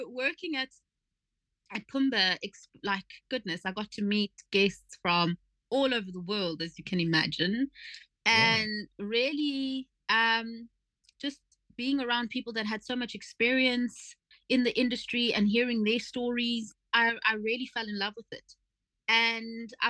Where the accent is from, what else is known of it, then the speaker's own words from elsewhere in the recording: Gqeberha, Eastern Cape, South Africa; also born or lived in Seven Fountains, Eastern Cape; So I was born there in Seven Fountains, and through a farming, you know, a family of farm laborers, and my mom became a domestic worker in Port Elizabeth. So when I was about 3 or 4, the people that she worked for invited me to come and live with them